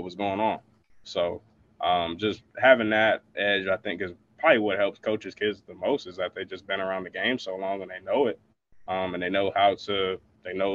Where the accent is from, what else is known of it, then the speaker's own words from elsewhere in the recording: Michigan, United States; moved away; I'm from Michigan